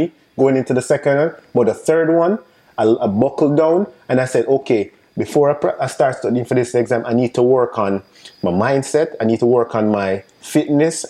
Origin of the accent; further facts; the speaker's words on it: Jamaica; accent: Jamaican; also born or lived in New York State; now in United States; I'm, I'm Jamaican, if you guys don't realize mm-hmm. by the accent. Um, so coming from Jamaica